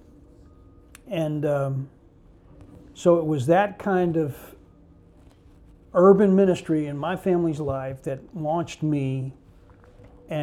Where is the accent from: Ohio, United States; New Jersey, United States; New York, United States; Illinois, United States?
New Jersey, United States; Newark; also born or lived in Memphis, Tennessee; I was born in Memphis, but my father and mother broke up when I was about 4, put us on a train with my mother and my sisters to New Jersey, to Newark, New Jersey